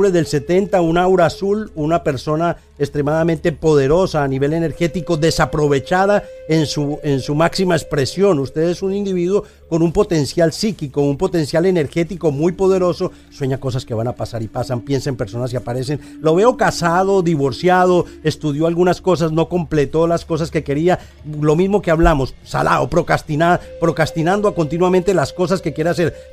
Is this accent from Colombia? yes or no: yes; Colombia; cómo fue mi vida cuando en mi infancia en Colombia. Era muy difícil